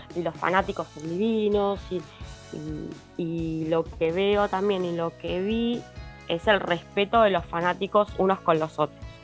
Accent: Argentina; somos argentinos de Argentina

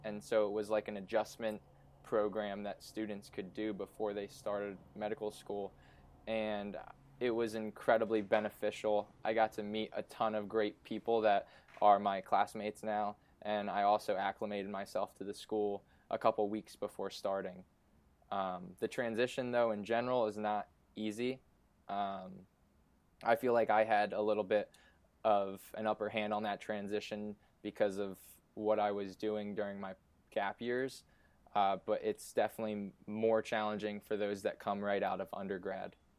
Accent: Easton, Pennsylvania, United States; also born or lived in Syracuse; now in Philadelphia, United States; I grew up in Easton, Pennsylvania, which is about an hour and 15 minutes north

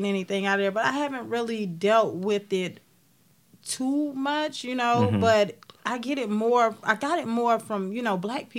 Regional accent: Rock Hill, South Carolina, United States; I'm from Rock Hill, South Carolina

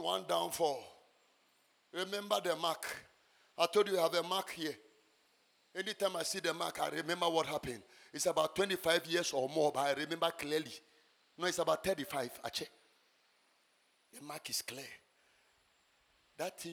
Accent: Ghana; I was born and bred in Ghana

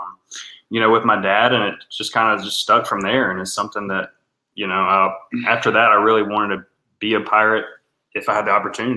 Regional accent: Winterville, North Carolina, United States; growing up, you know, in Winterville, right around the corner

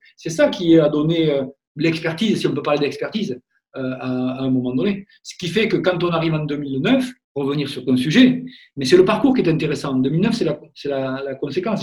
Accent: Gascony, France; also born or lived in Orléans; c'est mon, mon côté un peu euh, gascon

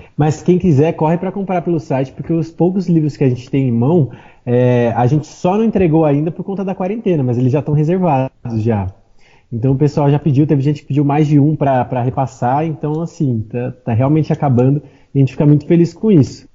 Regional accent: Atibaia, São Paulo, Brazil; moved away as an adult; now in São Paulo, Brazil; Eu sou de Atibaia. É uma cidade que fica no interior de São Paulo

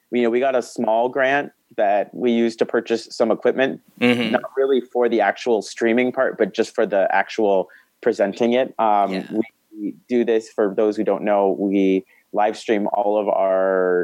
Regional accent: Arizona, United States; also born or lived in New York; now in Seattle, United States; I'm also originally from Arizona, and I'm there all the time

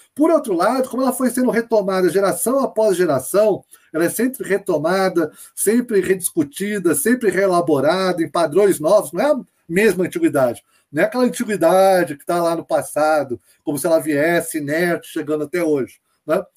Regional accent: Brazil; A gente é brasileiro

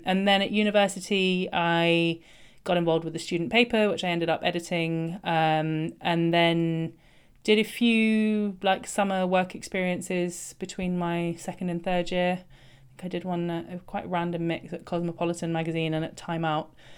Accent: London, United Kingdom; I grew up in London

